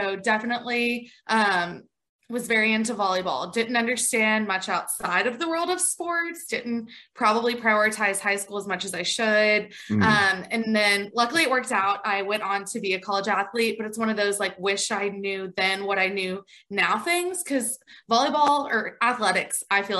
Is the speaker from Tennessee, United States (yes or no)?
yes; Franklin, Tennessee, United States; moved away as an adult; now in Macon, United States; From Franklin, Tennessee, currently live in Macon, Georgia